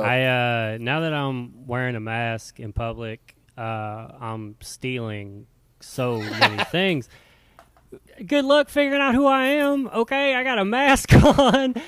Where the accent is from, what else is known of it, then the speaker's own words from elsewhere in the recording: Louisiana, United States; moved away as an adult; now in Seattle, United States; I moved from Louisiana, moved to Seattle